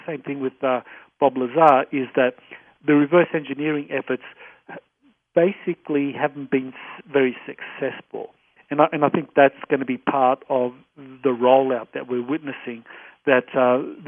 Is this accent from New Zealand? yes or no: no; Australia; I say that as an Australian. I'm not an American